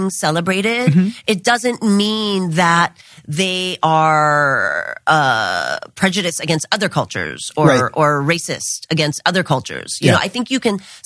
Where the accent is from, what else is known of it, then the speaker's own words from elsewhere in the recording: Hawaii, United States; now in Los Angeles, United States; growing up in Hawaii, I was really quite spoiled with, you know, this sort of paradise